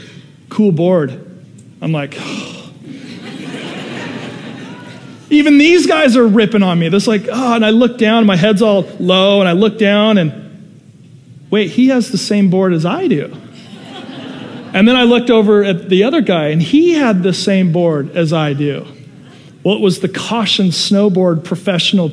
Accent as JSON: {"language": "English", "town": "Seattle", "region": "Washington", "country": "United States", "tie": "born or raised there", "moved": "yes", "lives_now": "Southern California, United States", "said": "When I was a little kid, I grew up in Seattle, Washington area"}